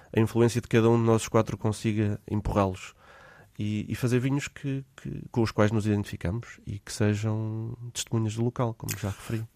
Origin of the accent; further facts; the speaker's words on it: Portugal; also born or lived in Lisbon / Australia; sendo português